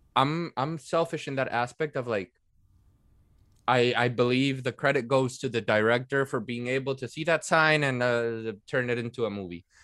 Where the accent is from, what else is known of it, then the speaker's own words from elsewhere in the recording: Venezuela; moved away as an adult; also born or lived in Netherlands; I was born and raised in Venezuela. I'm a half Italian. I studied, uh, in the Netherlands for almost three years